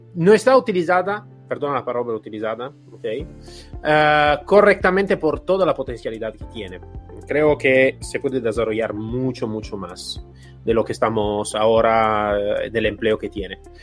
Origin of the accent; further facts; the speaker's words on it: Italy; Spanish is a second language; moved away; soy italiano, entonces en mi país de origen